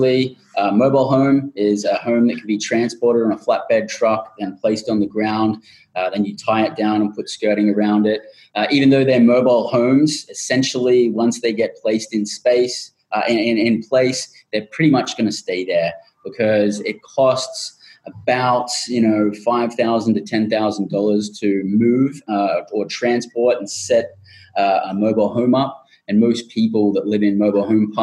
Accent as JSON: {"language": "English", "country": "Australia", "tie": "born or raised there", "moved": "as an adult", "lives_now": "United States", "said": "a group of eight of us who have all independently had our own experiences growing up in Australia"}